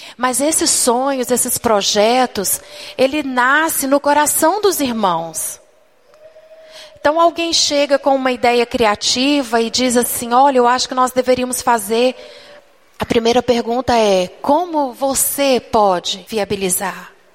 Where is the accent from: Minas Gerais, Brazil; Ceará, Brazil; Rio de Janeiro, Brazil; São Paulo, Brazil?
Minas Gerais, Brazil; Eu fui criada desde pequena na Igreja Batista em Minas Gerais